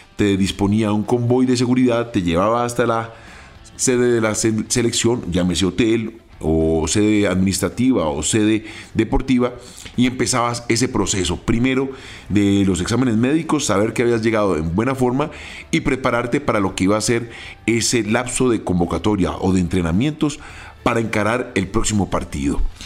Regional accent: Colombia; nosotros como colombianos

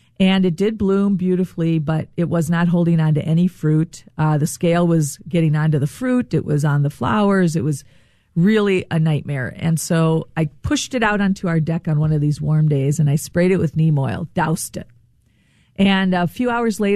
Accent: Rochester, Minnesota, United States; I grew up in Rochester. I'm a Minnesotan.

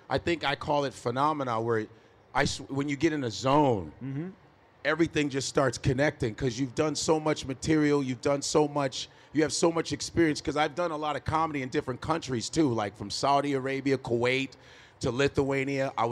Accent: Nigeria; I was a pre med psych major in college. Go figure, I'm Nigerian.

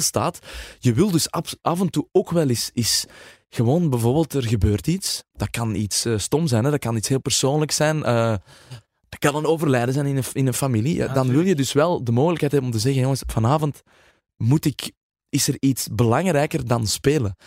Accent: Flanders, Belgium; wij als Vlamingen

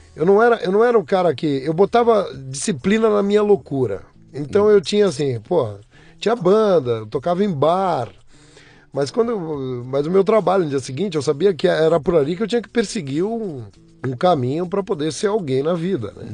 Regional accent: São Paulo, Brazil; Eu nasci em São Paulo, sou paulistano, nasci no, no Hospital São José do Brás, crescido na zona leste de São Paulo

